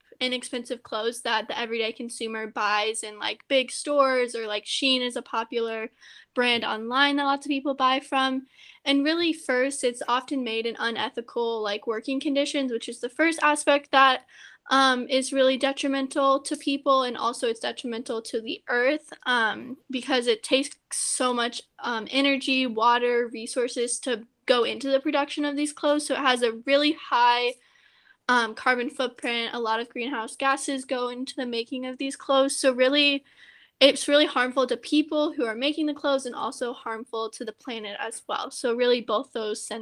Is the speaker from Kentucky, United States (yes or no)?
yes; Louisville, Kentucky, United States; moved away; I'm from Louisville, Kentucky